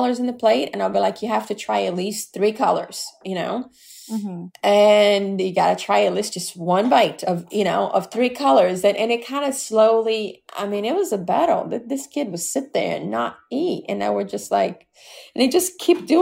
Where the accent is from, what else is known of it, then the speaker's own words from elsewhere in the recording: Brazil; moved away; growing up in Brazil, we had somebody that worked